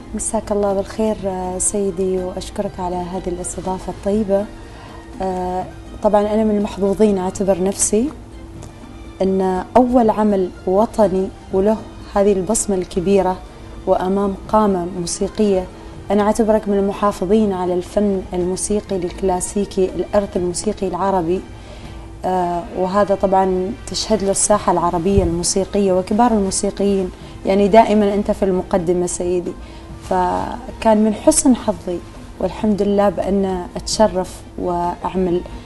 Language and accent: Arabic; Oman; عندنا في عمان